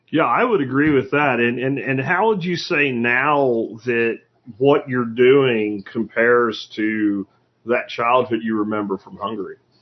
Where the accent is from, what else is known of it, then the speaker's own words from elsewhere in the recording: Pennsylvania, United States; now in Fort Worth, United States; I grew up in Pennsylvania